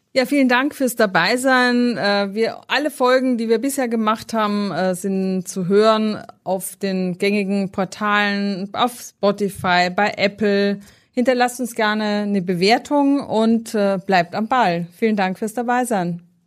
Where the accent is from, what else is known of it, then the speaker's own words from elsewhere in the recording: Austria; also born or lived in Northern Germany; now in Germany; aus meiner Heimat